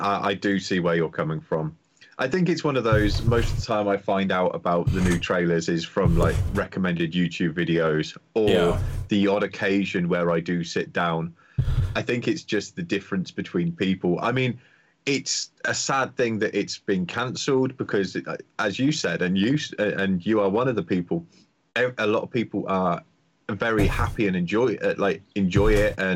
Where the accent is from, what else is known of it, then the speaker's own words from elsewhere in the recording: United Kingdom; being a Brit